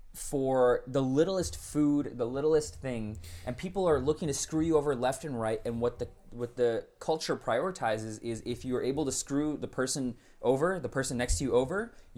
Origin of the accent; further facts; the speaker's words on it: United States; I was born and raised here.